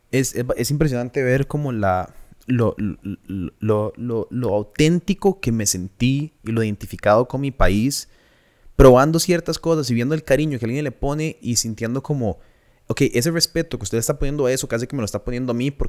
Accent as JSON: {"language": "Spanish", "country": "Costa Rica", "tie": "born or raised there", "said": "crecimos en Costa Rica."}